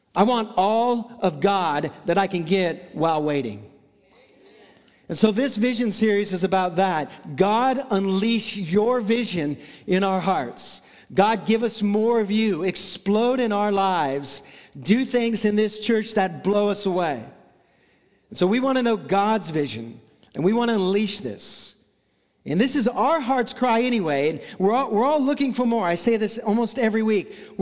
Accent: Seattle, Washington, United States; growing up in Seattle

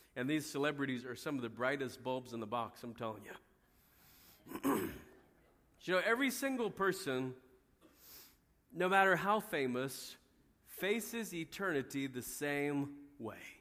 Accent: United States; we as American Christians

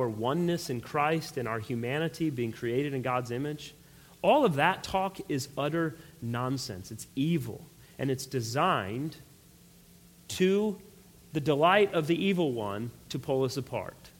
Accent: United States; I fought for our country in the military and everything else. I don't have any problems identifying as an American. I love my country

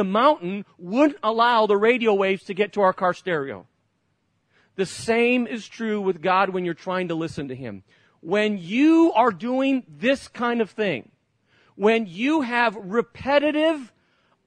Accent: Barcelona, Catalonia, Spain; moved away; I grew up in Spain, many of you know that, and lived in Barcelona, right at the tip of Spain where the Olympics were

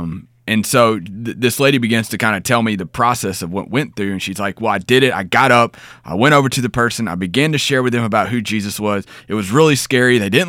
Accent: Texas, United States; I grew up in Southeast Texas, man. I know.

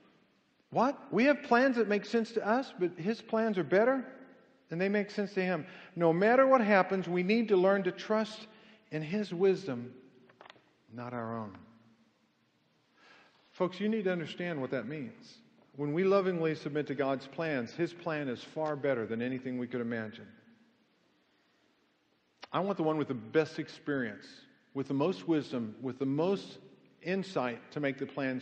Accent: Kansas City, United States; moved away; I grew up in Kansas City for 20 years.

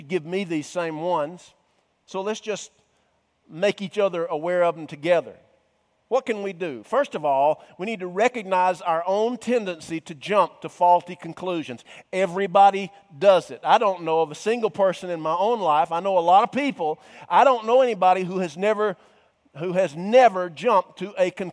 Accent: Cumming, Georgia, United States; I was raised in the North Georgia mountains. He knew that I was a native of Cumming

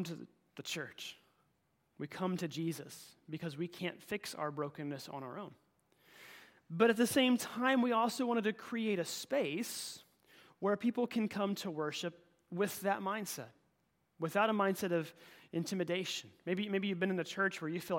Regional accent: Oklahoma, United States; moved away; my hometown in Oklahoma

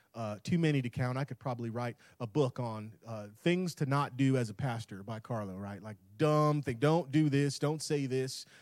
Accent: Tampa, Florida, United States; moved away; That's where I'm born and raised in Tampa

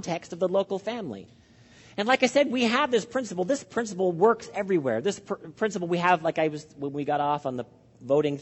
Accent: Canada; I'm speaking as a Canadian

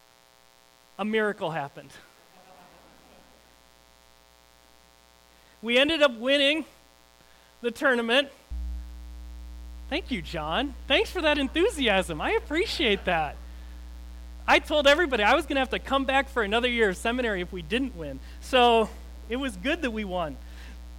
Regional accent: Lake Michigan, Midwest, United States; in my hometown, being on Lake Michigan, you'd play a lot of beach volleyball

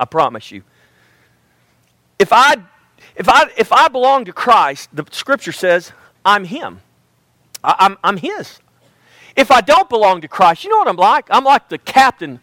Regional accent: United States; I was born in America

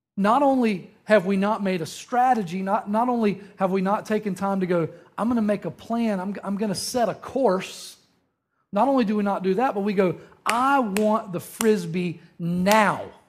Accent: Eastern North Carolina, United States; moved away; growing up in Eastern North Carolina

